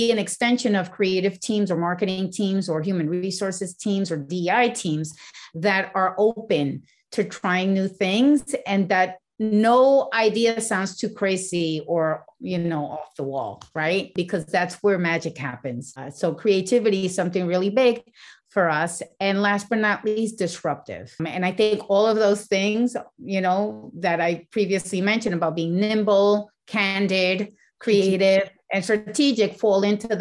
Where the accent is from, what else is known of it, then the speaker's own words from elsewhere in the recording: Puerto Rico; moved away as an adult; also born or lived in New York; they took us and raised us in Puerto Rico.